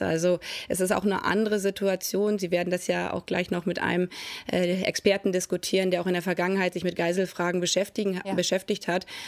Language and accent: German; Germany; als Deutsche